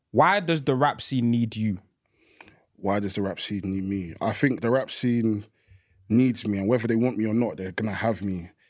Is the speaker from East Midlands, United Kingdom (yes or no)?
no; East of England, United Kingdom; growing up in Essex, growing being Nigerian. You know the back and forth moves from America and the UK.